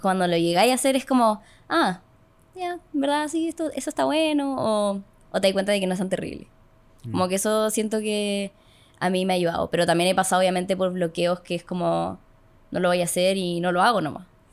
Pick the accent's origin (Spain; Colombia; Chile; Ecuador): Chile; Calera de Tango, Santiago Metropolitan Region; yo vivía, cuando era chica, vivía en Calera de Tango